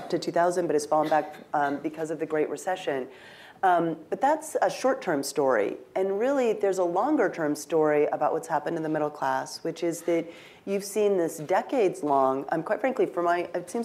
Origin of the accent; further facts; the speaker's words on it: Pacific Northwest, United States; I'm from the Pacific Northwest